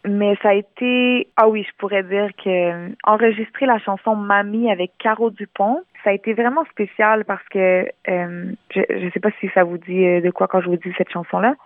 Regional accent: Montreal, Quebec, Canada; first language French; née à Montréal, j'ai grandi à Montréal

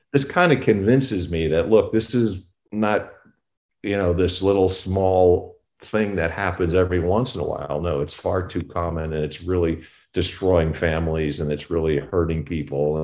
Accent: Newark, New Jersey, United States; moved away; also born or lived in Compton, California; I was actually from Newark, New Jersey

